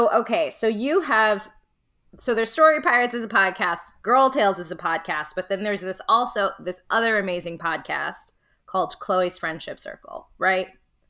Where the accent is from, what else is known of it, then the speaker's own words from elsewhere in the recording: Old Bridge, New Jersey, United States; now in Brooklyn, United States; So I grew up in New Jersey too. I'm in Brooklyn now, but I grew up in a place called Old Bridge, New Jersey.